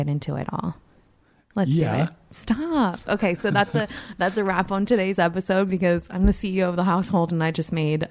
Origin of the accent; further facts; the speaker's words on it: the Valley, California, United States; I grew up in the valley